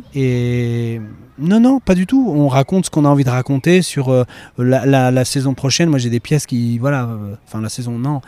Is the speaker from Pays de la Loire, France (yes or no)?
no; Romilly-sur-Seine, Grand Est, France; moved away; also born or lived in Le Havre; j'ai grandi à Romilly-sur-Seine